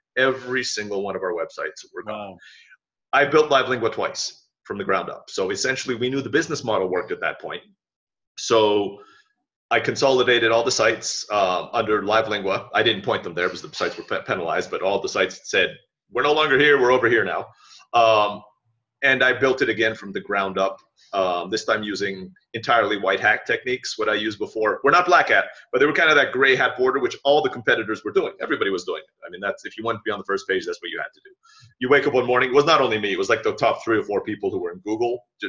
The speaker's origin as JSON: {"language": "English", "town": "Boston", "region": "Massachusetts", "country": "United States", "said": "I speak quickly. I'm from the Boston area by English, right?"}